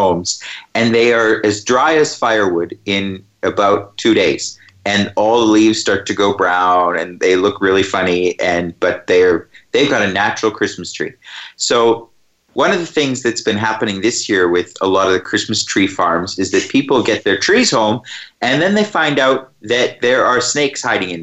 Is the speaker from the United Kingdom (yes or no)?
no; Canada; moved away as an adult; now in Australia; I grew up in Canada